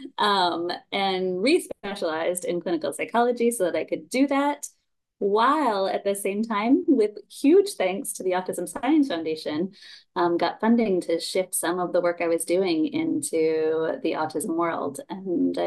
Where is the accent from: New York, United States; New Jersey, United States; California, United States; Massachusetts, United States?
New York, United States; also born or lived in Japan; now in North Carolina, United States; I grew up in New York